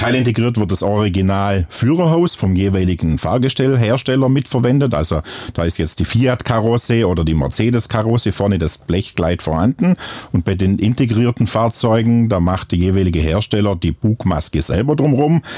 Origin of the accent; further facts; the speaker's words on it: Bad Waldsee, Baden-Württemberg, Germany; accent: Upper Swabian; moved away; wie man es an meinem Dialekt auch hört. Ich komme ursprünglich aus Oberschwaben, im schönen Bad Waldsee.